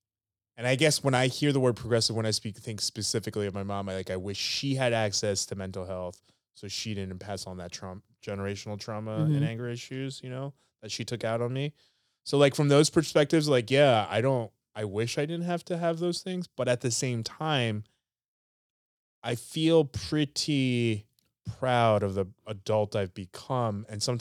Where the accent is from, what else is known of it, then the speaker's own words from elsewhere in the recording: United States; we grew up in America.